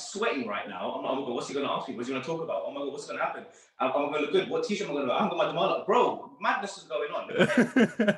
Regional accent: London, United Kingdom; I grew up in Northwest London

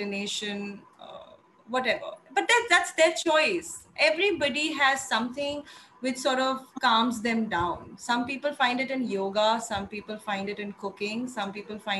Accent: Agra, Uttar Pradesh, India; I come from Agra

